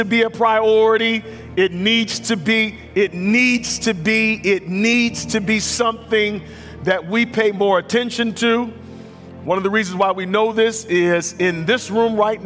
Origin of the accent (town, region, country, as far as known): United States